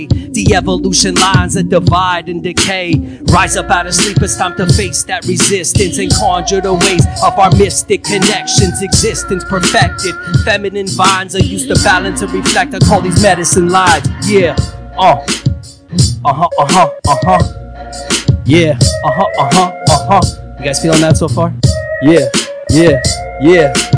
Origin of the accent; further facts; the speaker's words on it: Iran; moved away; I'm from Iran originally